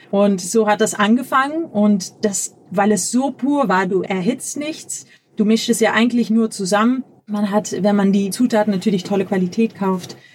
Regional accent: Netherlands; Wir hatten 2000 17 haben wir noch in Amsterdam gewohnt. Ich komme aus Holland und es war alles sehr cool

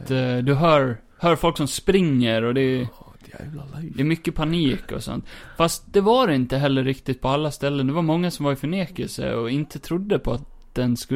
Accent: Skåne, Sweden; Jag är skåning.

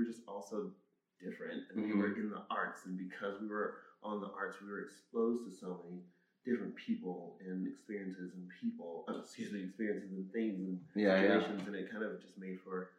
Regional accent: Orangeburg, South Carolina, United States; Born and raised, Orangeburg, South Carolina. It's a small town.

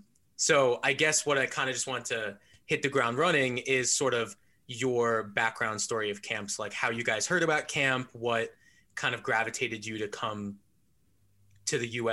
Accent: United States; I am the only American in this call right now.

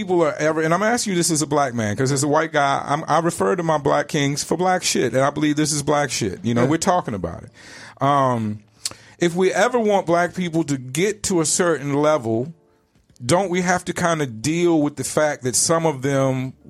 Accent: Richmond, Virginia, United States; in RVA in Richmond, Virginia, where I come from

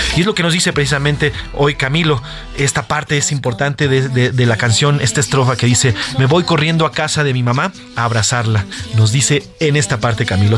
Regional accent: Mexico; todo eso que vivimos como mexicanos

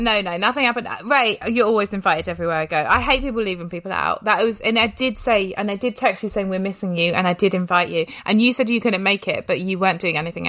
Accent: England, United Kingdom; I'm English.

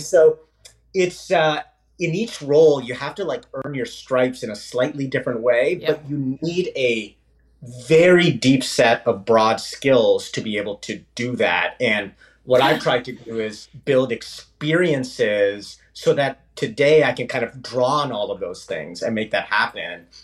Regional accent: India; also born or lived in Canada; now in United States; a classic sort of first generation um, immigrant that came to actually Canada. I'm actually Canadian by citizenship, but born in India, and eventually made my way to the U.S.

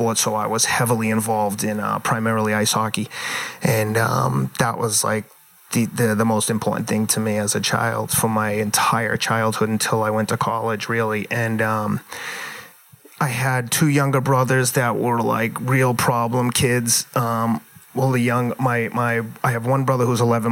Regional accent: Somerville, Massachusetts, United States; also born or lived in New York; now in Pacific Palisades, California, United States; I grew up in inner city, blue collar Somerville

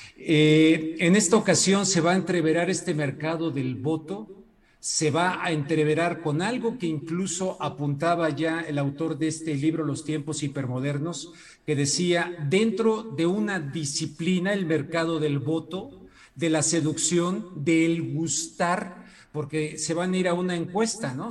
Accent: Mexico; como mexicano

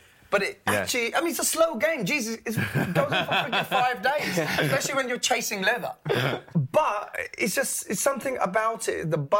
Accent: England, United Kingdom; also born or lived in Karachi, Pakistan; born and raised in Pakistan, I was up to the age of 8. I didn't come to England.

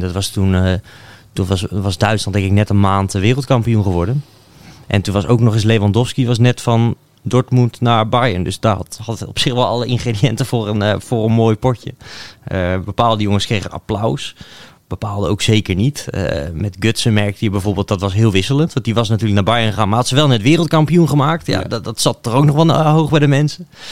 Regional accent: Netherlands; als Nederlander

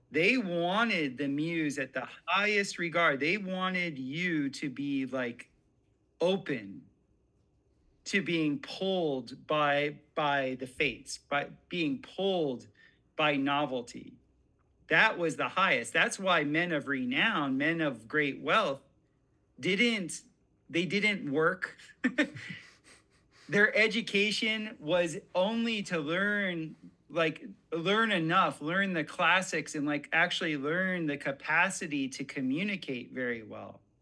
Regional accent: South Florida, United States; growing up in South Florida, where I was

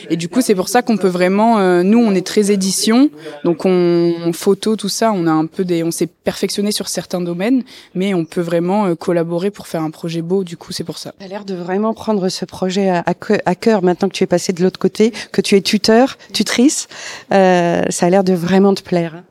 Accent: Toulon, Provence-Alpes-Côte d'Azur, France; moi je suis de Toulon à la base et tout et en fait j'ai j'ai eu cette expérience de en étant petite d'être avec des gens de l'université

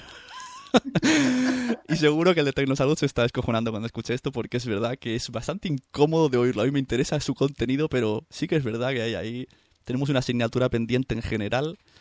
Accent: Santa Coloma, Catalonia, Spain; ella es nacida en el mismo pueblo que yo, en Santa Coloma

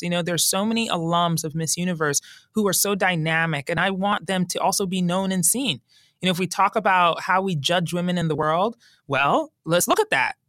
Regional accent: Colorado, United States; I grew up in Colorado, and as a teen, going into Black Forest, which was near my house

